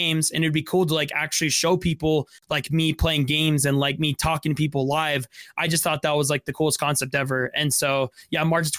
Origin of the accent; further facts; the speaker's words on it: Utah, United States; I'm from Utah.